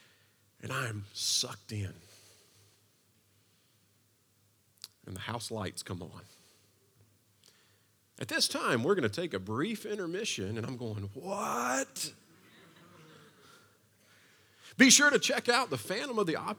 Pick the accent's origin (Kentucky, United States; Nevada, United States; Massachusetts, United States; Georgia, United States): Kentucky, United States; Eastern; I was from Eastern Kentucky, so the only city that I had really been to at that point and spent any time in was Lexington